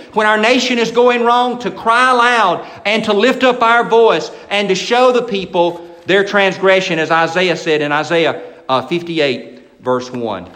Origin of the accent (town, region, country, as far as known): United States